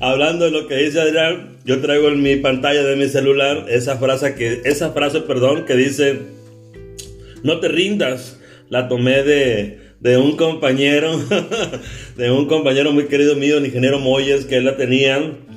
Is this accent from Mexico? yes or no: yes; Carbó, Sonora, Mexico; oriundo también de donde yo también soy de Carbozo Sonora